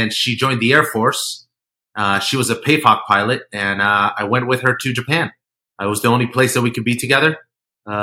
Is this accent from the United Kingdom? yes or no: no; Colombia; moved away; I was born in Colombia